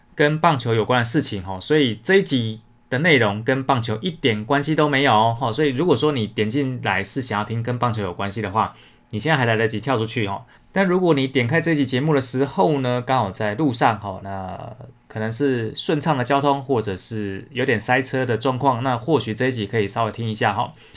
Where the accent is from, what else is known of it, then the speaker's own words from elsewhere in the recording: between Xiluo and Huwei, Yunlin County, Taiwan; 我的乡下老家就在西螺跟虎尾中间啦，我们那边有一间庙，它每年在老在的时候，就是大家都会去请布袋戏团来表演